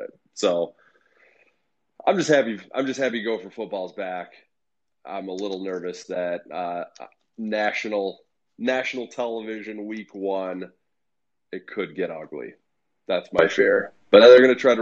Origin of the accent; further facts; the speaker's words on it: Central Illinois, United States; accent: Central Illinois; my Central Illinois accent